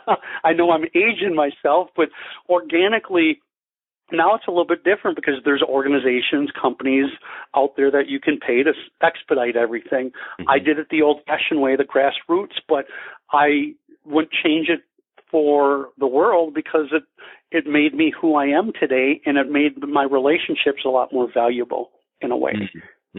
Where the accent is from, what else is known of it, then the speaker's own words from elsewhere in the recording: Wisconsin, United States; moved away as an adult; also born or lived in Denver, Colorado; now in Scottsdale, United States; I'm from Wisconsin originally